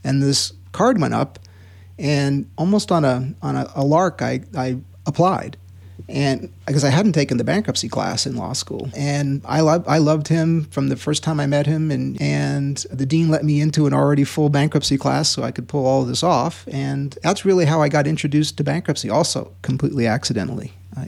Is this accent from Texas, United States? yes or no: no; Queens, New York, United States; also born or lived in Long Island / New Haven, Connecticut; Born in Queens, and we lived in Queens and then Long Island, and then high school was in New Haven, Connecticut.